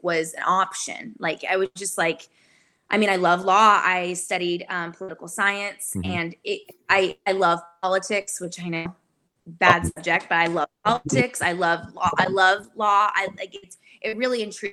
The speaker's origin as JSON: {"language": "English", "town": "Sacramento", "region": "California", "country": "United States", "tie": "born or raised there", "moved": "as an adult", "lives_now": "Nashville, United States", "said": "I grew up in Sacramento, California."}